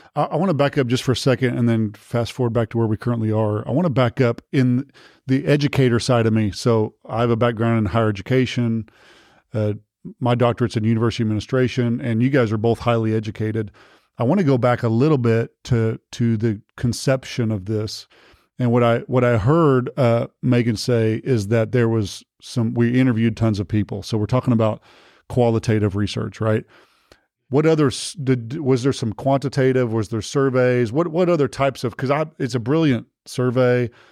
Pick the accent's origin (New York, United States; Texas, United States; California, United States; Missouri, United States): Texas, United States; I'm from Texas